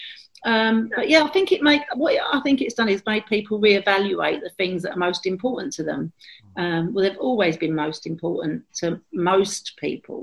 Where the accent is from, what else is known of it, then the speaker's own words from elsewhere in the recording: London, United Kingdom; I've got lots of really happy memories of growing up in Islington, where I still live. I've never lived in any other area.